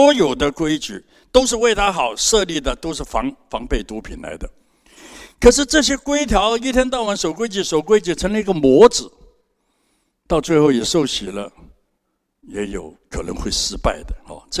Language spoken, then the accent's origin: Chinese; Hong Kong; moved away as an adult; now in Taiwan; 三十八年前我从香港来，什么都没有。